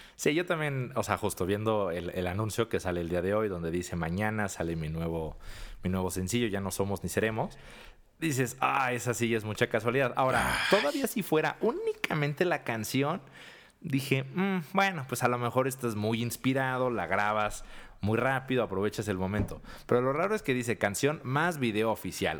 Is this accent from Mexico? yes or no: yes; Mexico; somos mexicanos